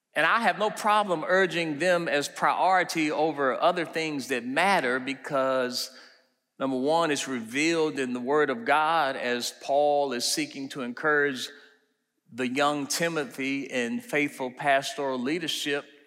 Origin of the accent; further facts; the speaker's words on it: Washington, District of Columbia, United States; moved away; also born or lived in Maryland; Growing up in Washington, D C, and then moving out to Maryland